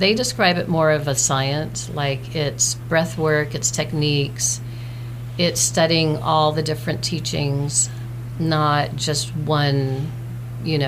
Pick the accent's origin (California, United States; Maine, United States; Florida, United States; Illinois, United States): California, United States; Pasadena; I grew up in Pasadena